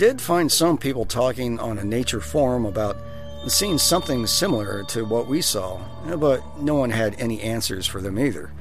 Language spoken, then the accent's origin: English; Iowa, United States; When I was younger, growing up in the country, I grew up in Iowa, and there was fireflies all over the place